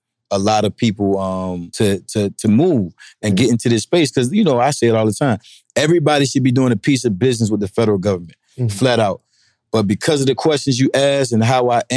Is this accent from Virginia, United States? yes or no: yes; Norfolk, Virginia, United States; my hometown, Norfolk, 757.